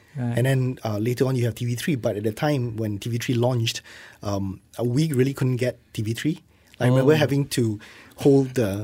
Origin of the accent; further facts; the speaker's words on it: Johor Bahru, Johor, Malaysia; I'm from Johor Bahru.